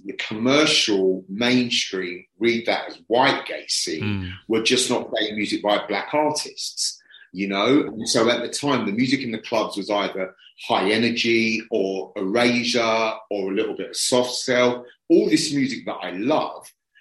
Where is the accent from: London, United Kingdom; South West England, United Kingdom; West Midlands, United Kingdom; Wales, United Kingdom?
London, United Kingdom; I was born and raised working class in Brixton